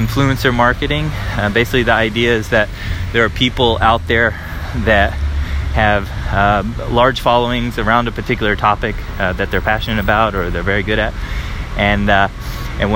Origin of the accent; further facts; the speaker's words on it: United States; now in Paris, France; I'm an American